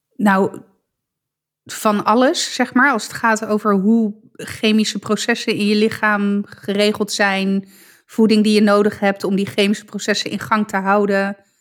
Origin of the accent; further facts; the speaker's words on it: Italy; voor mij als Italiaan